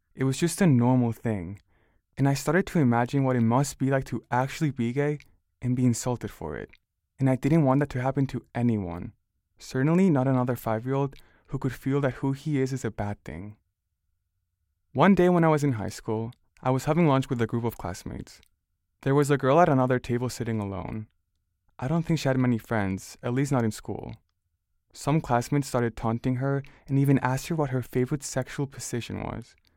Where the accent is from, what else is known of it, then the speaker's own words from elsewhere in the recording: Barcelona, Catalonia, Spain; now in United States; I grew up in Barcelona